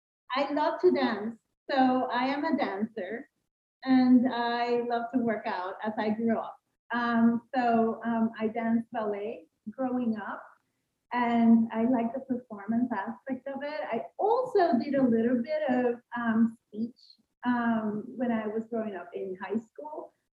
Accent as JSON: {"language": "English", "town": "San Juan", "country": "Puerto Rico", "tie": "born or raised there", "first_language": "Spanish", "second_language": "English", "said": "did grow up in San Juan, Puerto Rico. So outside of the United States, but linked to the U.S., right? My first language is Spanish. So I am fluent in Spanish, fluent in English"}